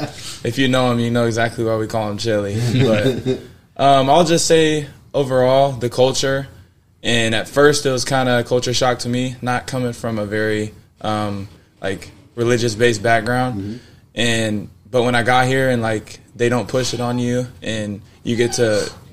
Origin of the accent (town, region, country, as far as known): Lafayette, United States